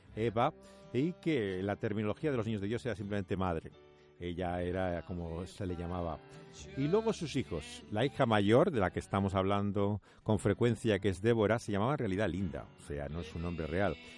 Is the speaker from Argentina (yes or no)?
no; Spain; como español